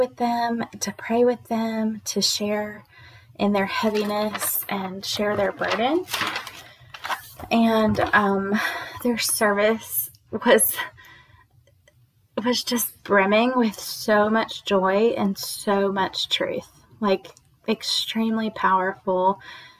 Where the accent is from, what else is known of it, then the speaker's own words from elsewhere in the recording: United States; born there; English is a second language; So I grew up like, even though I was born here in America, I didn't speak English until I was like 4 or something